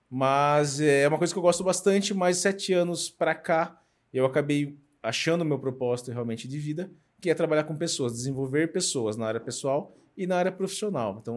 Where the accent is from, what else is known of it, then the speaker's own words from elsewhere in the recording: Sorocaba, São Paulo, Brazil; eu sou de Sorocaba, tenho 47 anos